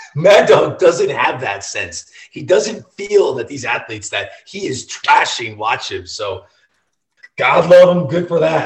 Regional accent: St. Louis, Missouri, United States; I'm from St. Louis.

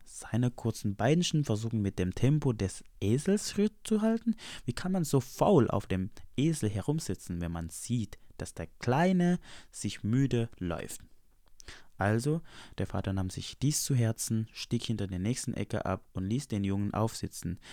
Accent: Indonesia; now in Germany; Ich bin hergekommen als Indonesier

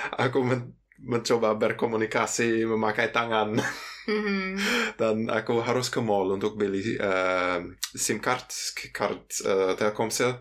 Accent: Cologne, North Rhine-Westphalia, Germany; Indonesian is a second language; also born or lived in Yogyakarta, Indonesia; aku uh, berasal dari Jerman dari kota Köln

